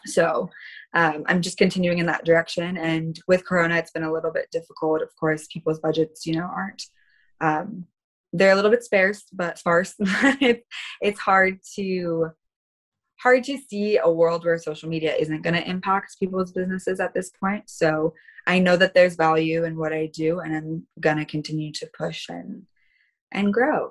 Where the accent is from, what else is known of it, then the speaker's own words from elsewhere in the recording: California, United States; I'm from California. This is where I'm born and raised